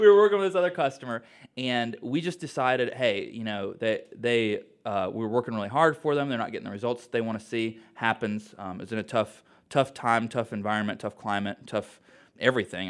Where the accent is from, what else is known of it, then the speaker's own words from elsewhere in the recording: Mooresville, North Carolina, United States; I'm from Mooresville